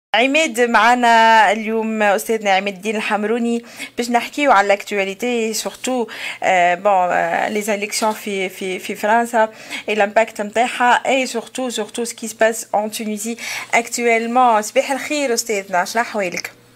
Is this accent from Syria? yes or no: no; Tunisia